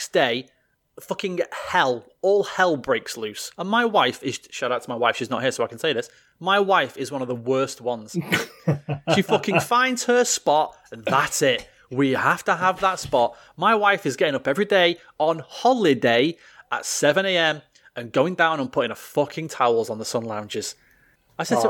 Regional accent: United Kingdom; we're British.

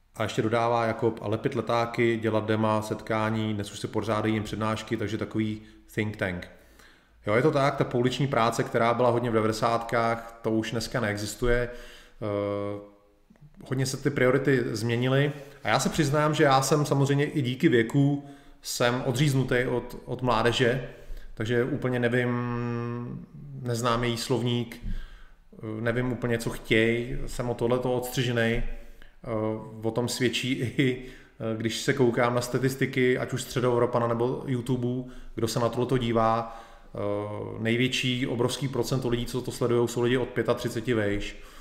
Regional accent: Czechia; u nás v Čechách

